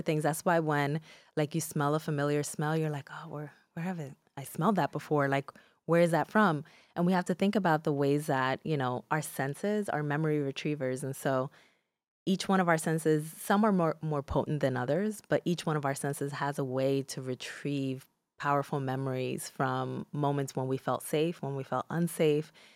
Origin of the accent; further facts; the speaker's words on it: Newark, New Jersey, United States; first language Spanish; English is a second language; also born or lived in Dominican Republic; I was raised in Newark, New Jersey